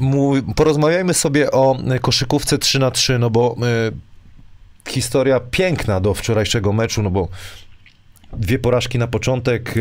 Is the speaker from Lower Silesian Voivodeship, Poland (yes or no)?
yes; Wrocław, Lower Silesian Voivodeship, Poland; ja jestem, wiesz, tutaj z Wrocławia